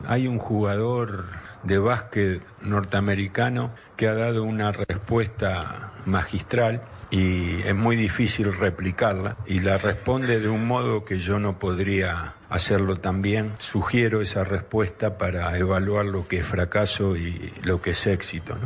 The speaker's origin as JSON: {"language": "Spanish", "country": "Argentina", "said": "Estoy orgulloso de ser argentino me gusta ser argentino"}